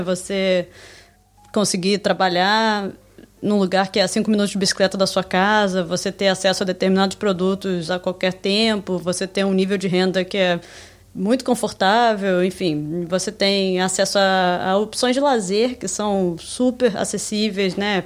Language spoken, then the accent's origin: Portuguese; Niterói, Rio de Janeiro, Brazil; moved away as an adult; also born or lived in Nova Iguaçu / Switzerland / Sweden / Brasília; now in Amsterdam, Netherlands; Eu nasci em Nova Iguaçu, no Rio de Janeiro. E saí de lá quando eu era pequena. Também fui morar em Niterói